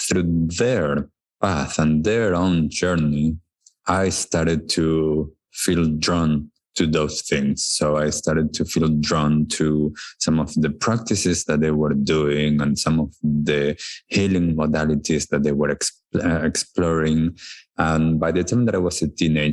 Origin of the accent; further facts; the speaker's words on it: Buenos Aires, Argentina; I was born in Buenos Aires in Argentina. I was born to a wonderful family, wonderful parents, siblings, grandparents. It was a really nice childhood.